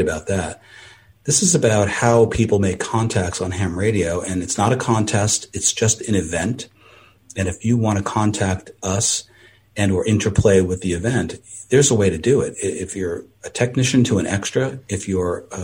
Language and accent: English; East Coast, United States; now in California, United States; I'm from the East Coast.